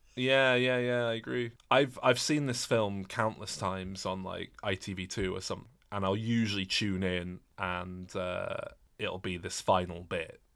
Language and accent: English; England, United Kingdom; I'm English.